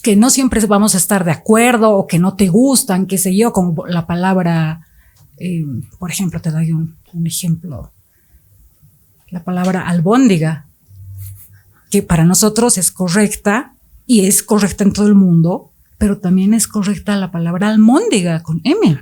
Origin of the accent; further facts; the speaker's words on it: Bolivia; also born or lived in Mexico City, Mexico; soy boliviana, pero partí con ellos y vivimos algunos años en Ciudad de México